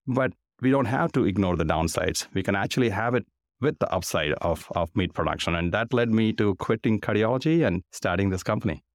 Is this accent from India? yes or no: yes; India; moved away as an adult; now in United States; I grew up in India